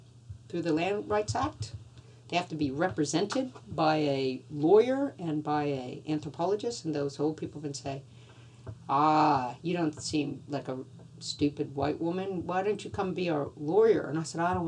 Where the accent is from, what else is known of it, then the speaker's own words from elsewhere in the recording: Louisiana, United States; moved away; I grew up in Louisiana, you know, outdoors